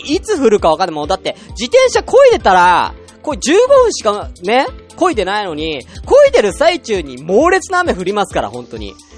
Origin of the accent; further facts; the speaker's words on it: Tokyo, Japan; moved away as an adult; also born or lived in Saitama / Kanagawa; now in Nagano, Japan; 僕あのー、東京 生まれ、東京育ちで